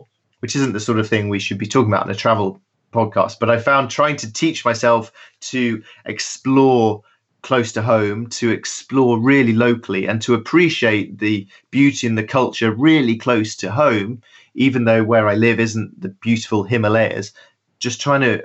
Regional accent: United Kingdom; I was running away from Britain because it was so boring

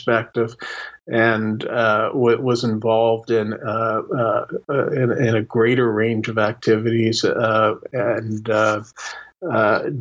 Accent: Canada; I'm a Canadian

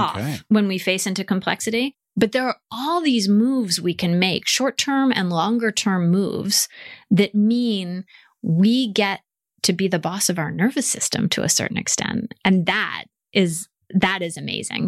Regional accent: United States; accent: American; moved away

